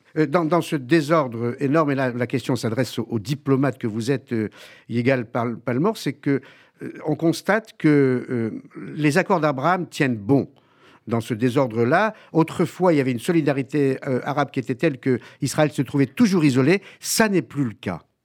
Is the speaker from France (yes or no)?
yes; France; chez nous en France